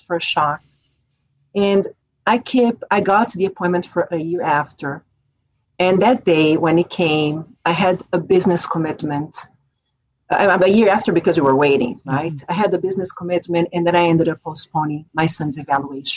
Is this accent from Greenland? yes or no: no; São Paulo, Brazil; English is a second language; moved away; I am originally from Brazil. I'm from São Paulo